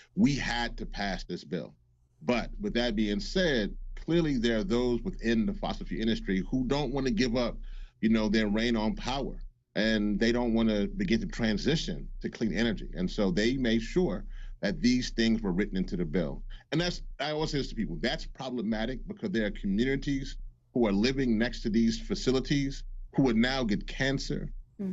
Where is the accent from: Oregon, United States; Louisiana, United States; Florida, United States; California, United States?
Louisiana, United States; also born or lived in Washington; I am from Louisiana. I'm from the Gulf Coast